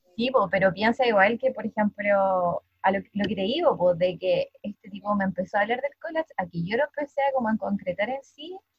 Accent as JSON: {"language": "Spanish", "town": "Talcahuano", "region": "Biobío", "country": "Chile", "tie": "born or raised there", "said": "yo vivo en Talcahuano, eh, nací acá, soy mujer chorera"}